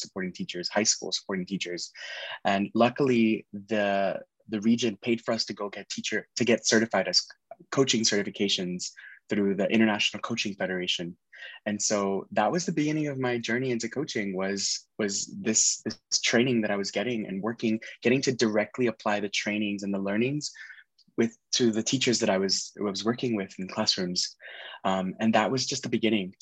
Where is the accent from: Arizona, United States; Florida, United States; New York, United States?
Florida, United States; Miami; moved away as an adult; also born or lived in Nashville; I was born and raised in Miami, Florida.